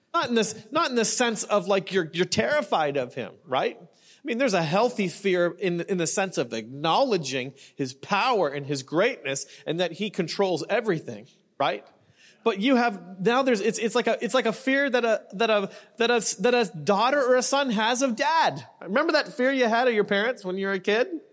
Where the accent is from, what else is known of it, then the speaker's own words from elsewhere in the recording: Canada; now in Newport Beach, United States; I'm Canadian